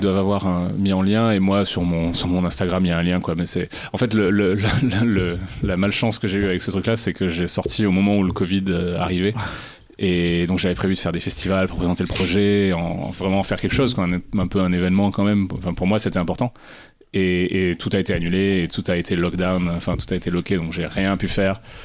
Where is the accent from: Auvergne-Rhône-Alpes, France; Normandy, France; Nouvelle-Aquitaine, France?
Auvergne-Rhône-Alpes, France; Cantal; j'ai grandi dans le Cantal